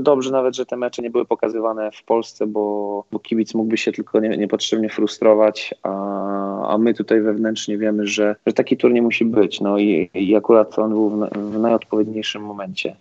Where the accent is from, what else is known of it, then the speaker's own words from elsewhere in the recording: Toruń, Kuyavian-Pomeranian Voivodeship, Poland; moved away; powrót do, do rodzinnego Torunia